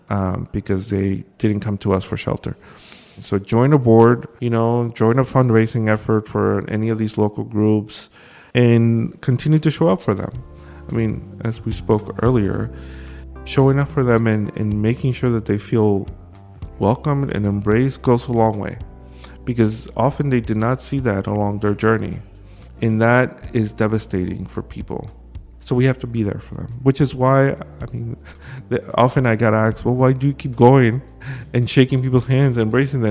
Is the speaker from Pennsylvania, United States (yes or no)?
no; New York City, New York, United States; I came here when I was five. I crossed the border with my mother when I was a, a young kid, and I grew up undocumented here in Brooklyn